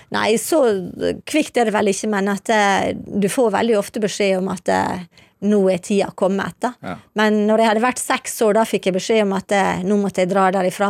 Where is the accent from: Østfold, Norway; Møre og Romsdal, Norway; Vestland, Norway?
Møre og Romsdal, Norway; Ålesund; moved away as an adult; also born or lived in Syria / Geneva; now in Libya; jeg kommer jo fra Ålesund